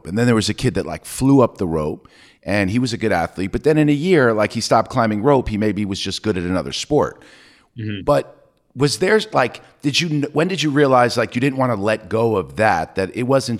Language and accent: English; New York, United States; I grew up in New York